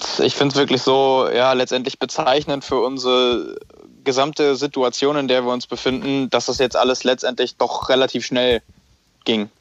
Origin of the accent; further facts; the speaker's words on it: Lübeck, Schleswig-Holstein, Germany; moved away as an adult; now in Hamburg, Germany; nach Lübeck in meiner Heimat